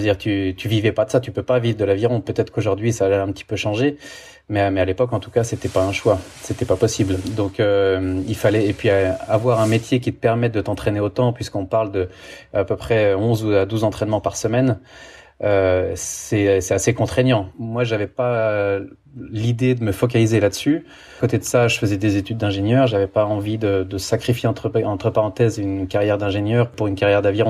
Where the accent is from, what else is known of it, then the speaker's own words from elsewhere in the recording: France; moved away as an adult; also born or lived in Italy; now in Switzerland; je suis français, j'ai vécu 15 ans en Italie, maintenant je suis en Suisse